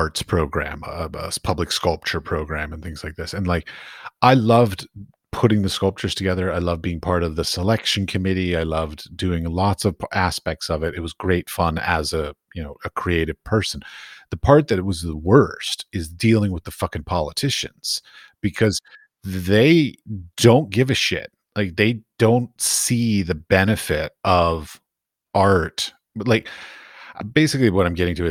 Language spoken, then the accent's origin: English; Washington, District of Columbia, United States; I grew up in Washington, D.C., so I went to the Smithsonian on a regular basis